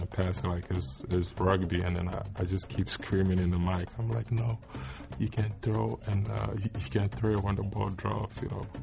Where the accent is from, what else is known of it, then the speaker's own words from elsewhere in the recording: Accra, Greater Accra, Ghana; moved away as an adult; now in Detroit, United States; I was born and raised in Ghana